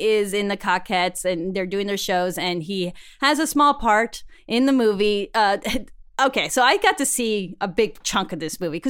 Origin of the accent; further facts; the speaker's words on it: Queens, New York, United States; from Queens, you know